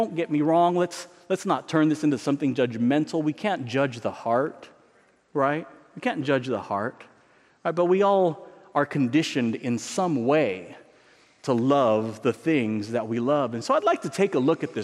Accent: San Diego, California, United States; moved away; I grew up in San Diego

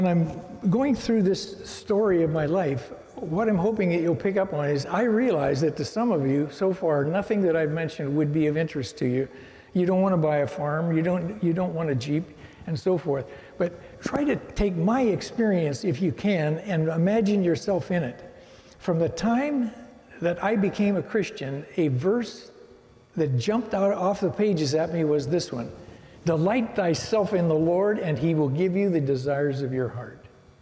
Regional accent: Pennsylvania, United States; moved away as an adult; now in California, United States; I graduated from high school in 1959, and we moved out here from Pennsylvania to California.

